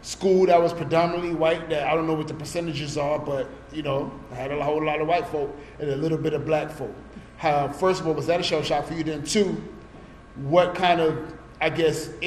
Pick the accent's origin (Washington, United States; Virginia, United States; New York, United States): New York, United States; New York City; when I grew up in Brooklyn